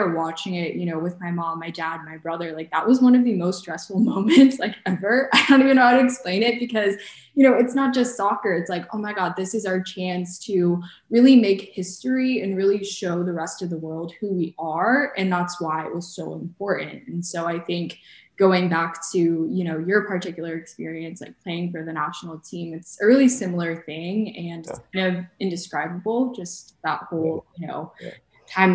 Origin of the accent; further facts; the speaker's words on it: United States; people that grew up specifically in the States